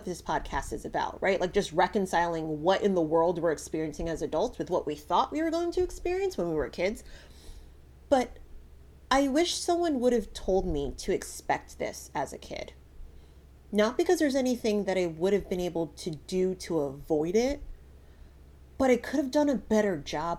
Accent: Connecticut, United States; moved away; So I grew up in Connecticut. Connecticut is my home.

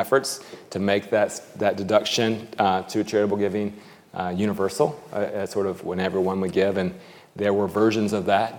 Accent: United States; speaking as an American

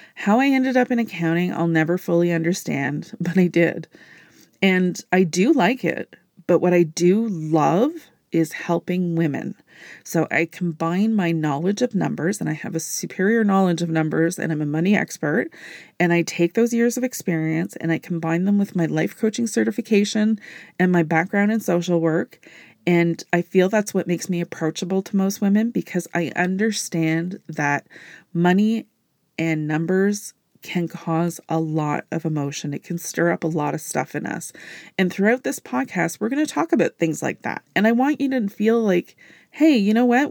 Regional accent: Canada; I am a Canadian business entrepreneur

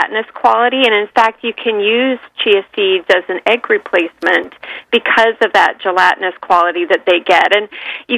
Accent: San Francisco East Bay, California, United States; I grew up in the San Francisco East Bay

